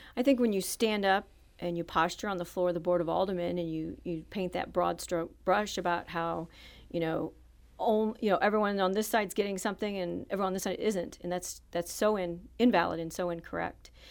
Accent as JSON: {"language": "English", "town": "Jefferson City", "region": "Missouri", "country": "United States", "tie": "born or raised there", "also_born_or_lived": "Saint Louis, Missouri", "said": "I grew up in Jefferson City, Missouri until I was going into high school"}